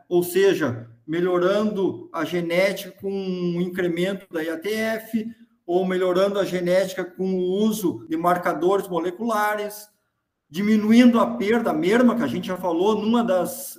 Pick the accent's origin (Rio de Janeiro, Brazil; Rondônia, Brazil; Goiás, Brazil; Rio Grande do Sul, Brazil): Rio Grande do Sul, Brazil; Caçapava do Sul; also born or lived in Santa Maria; sou natural de Caçapava do Sul